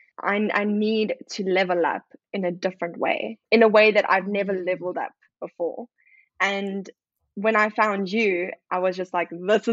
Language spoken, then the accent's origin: English; South Africa; moved away; I'm obviously South African